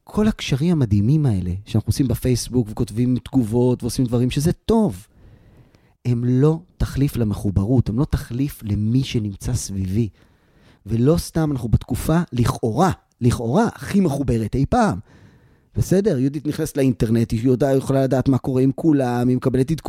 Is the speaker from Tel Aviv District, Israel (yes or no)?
yes; Tel Aviv, Tel Aviv District, Israel; כשאני הייתי ילד, אני גדלתי בתל אביב. ואנחנו היינו משחקים אה, ברחוב, והיינו באים לבתים אחד של השני.